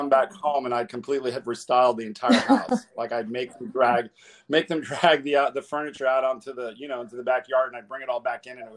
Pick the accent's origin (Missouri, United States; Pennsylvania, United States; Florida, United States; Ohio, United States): Florida, United States; Miami; moved away; also born or lived in Atlanta; I grew up in Coconut Grove in Miami. I'm first generation Cuban American.